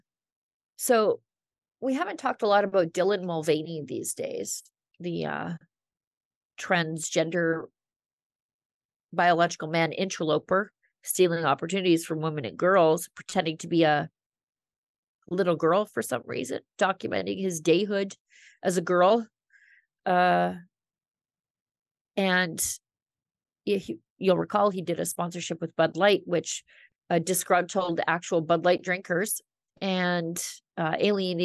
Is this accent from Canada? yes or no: yes; Canada; We're Canadian